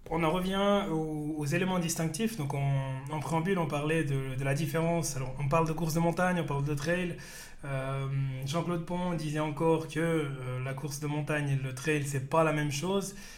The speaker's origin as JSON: {"language": "French", "region": "Fribourg", "country": "Switzerland", "said": "je suis fribourgeois"}